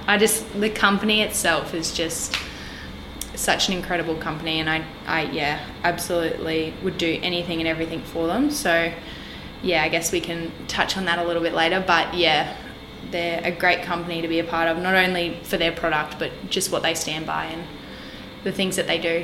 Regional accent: Magnetic Island, Queensland, Australia; also born or lived in Townsville; now in Brisbane, Australia; I grew up on Magnetic Island

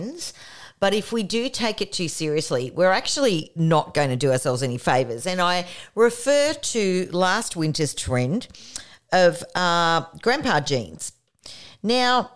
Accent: Canberra, Australian Capital Territory, Australia; now in Newcastle, Australia; I was born in Canberra.

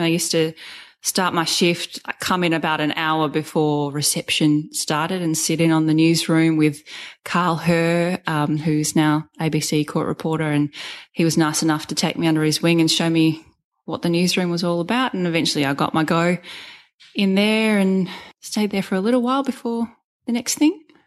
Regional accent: Sydney, New South Wales, Australia; moved away as an adult; also born or lived in Rockhampton; I grew up in Sydney, had never moved out of home.

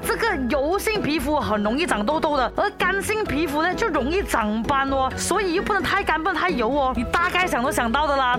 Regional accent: Malaysia; 作为马来西亚人

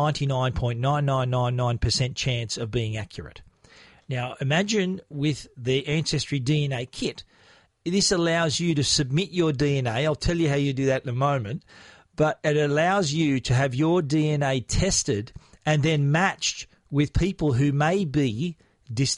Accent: Australia; I was born in Australia, but essentially I have a Maltese background.

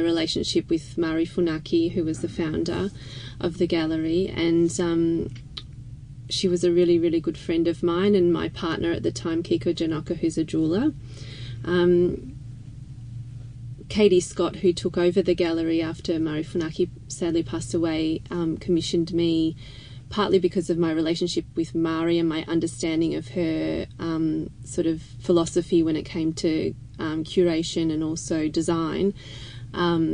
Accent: Melbourne, Victoria, Australia; I was born and raised in Melbourne

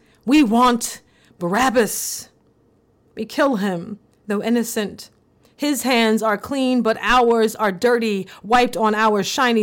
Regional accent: the South, United States; growing up in the South in the early 1990s

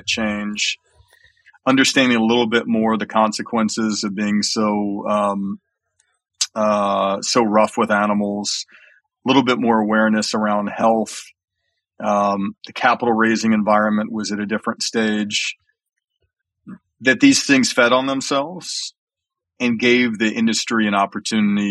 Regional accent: Alabama, United States; I grew up in Alabama

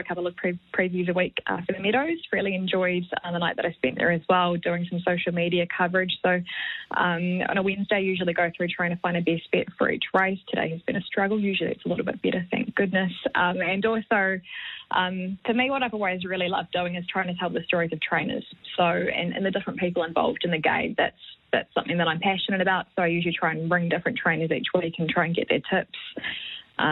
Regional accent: Mount Maunganui, Bay of Plenty, New Zealand; So I grew up in Maunganui in New Zealand

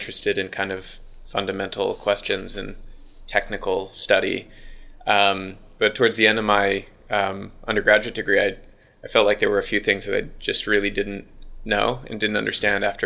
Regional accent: United States; accent: American; moved away as an adult; now in Auckland, New Zealand; If you can't tell by the accent, I'm American

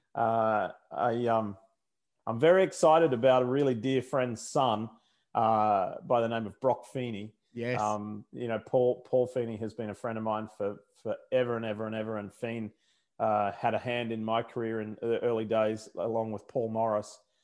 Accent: Brisbane, Queensland, Australia; accent: Australian; now in United States; I haven't lost my Australian accent after all these years

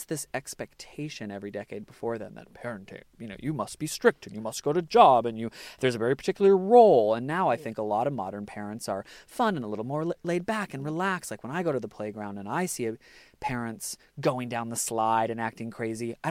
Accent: United States; now in Australia; I'm American

